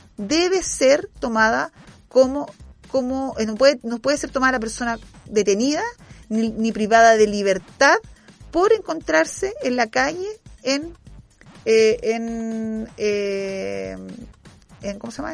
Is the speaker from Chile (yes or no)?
yes; Chile; como chilenos